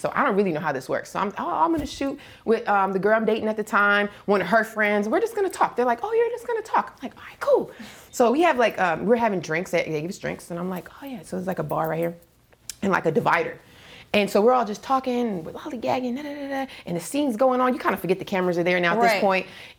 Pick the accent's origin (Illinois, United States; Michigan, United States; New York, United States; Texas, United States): New York, United States; Brooklyn; now in Los Angeles, United States; is I'm originally from the East Coast, like Brooklyn, but I've been in LA most of my life.